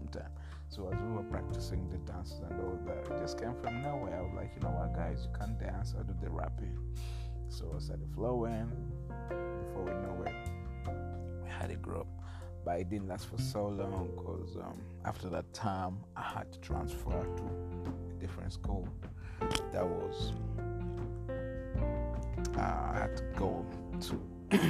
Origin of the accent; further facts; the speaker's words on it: Masindi, Western Region, Uganda; I was born in Uganda, in a small village called Masindi